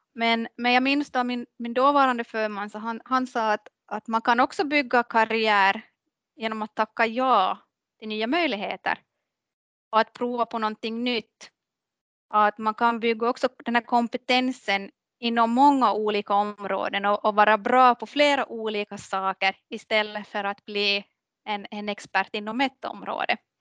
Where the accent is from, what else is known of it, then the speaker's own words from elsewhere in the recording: Maxmo, Ostrobothnia, Finland; now in Kvevlax, Finland; jag är uppvuxen i, i, i Maxmo, Maxmo skärgård